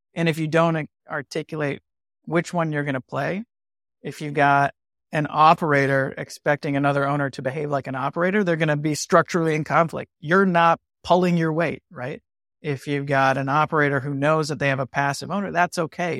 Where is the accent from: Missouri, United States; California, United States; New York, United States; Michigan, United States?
Michigan, United States; I'm from Michigan